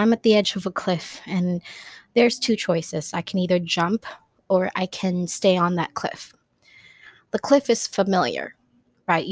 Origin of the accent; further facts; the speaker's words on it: Philippines; first language Tagalog; English is a second language; Some are in my language, which is I'm Filipina, so some of them are in Tagalog